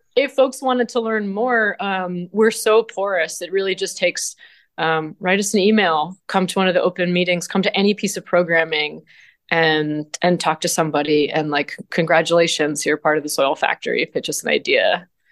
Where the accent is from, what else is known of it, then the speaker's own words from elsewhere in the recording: Vermont, United States; moved away as an adult; now in Ithaca, United States; I'm from Vermont originally, and I grew up kind of in the rain shadow of Bread and Puppet Theater